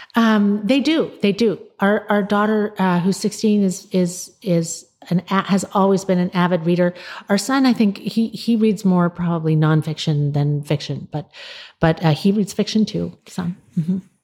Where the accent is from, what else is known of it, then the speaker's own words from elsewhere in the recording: United States; we as American readers